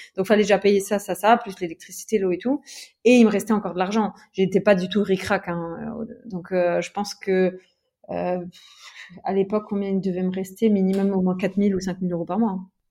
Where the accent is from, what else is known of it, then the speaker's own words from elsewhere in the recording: Metz, Grand Est, France; moved away as an adult; also born or lived in Luxembourg; now in Aix-en-Provence, France; à la base, j'étais de Metz. Ouais. Donc, je vivais à Metz, et euh, donc dans l'Est de la France, et dans le Grand Est